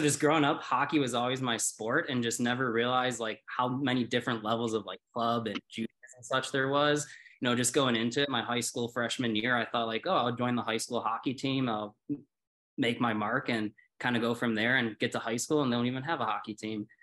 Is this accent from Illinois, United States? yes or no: yes; Chicago, Illinois, United States; moved away as an adult; now in Colorado, United States; I was born and raised in Chicago.